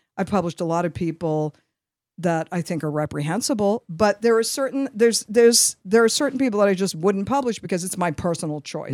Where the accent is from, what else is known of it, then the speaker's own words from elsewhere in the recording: New York, United States; I'm from New York, and, you know, I have an affect, the affect of a New